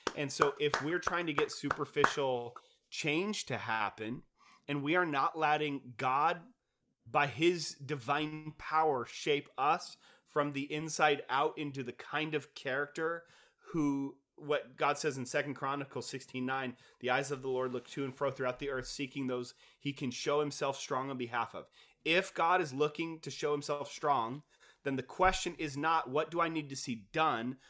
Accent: Kent, Washington, United States; I grew up in Kent

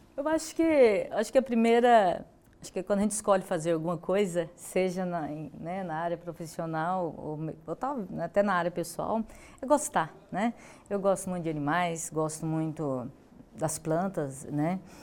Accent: Goiás, Brazil; sou da cidade de Goiás, né, pertenço a essa bacia hidrográfica do Rio Vermelho

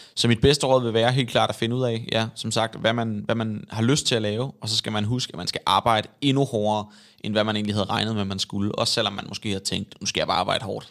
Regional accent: Svendborg, Southern Denmark, Denmark; now in Copenhagen, Denmark; det er Svendborg, hvor jeg kommer fra. Men det må være, fordi jeg er vokset op

